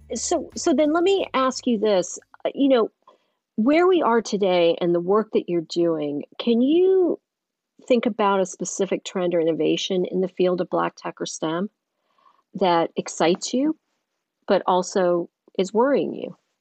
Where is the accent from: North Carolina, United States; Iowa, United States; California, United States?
North Carolina, United States; Eastern; growing up in Eastern North Carolina